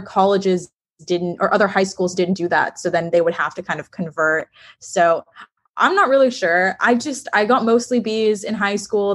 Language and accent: English; Texas, United States; I'm from Texas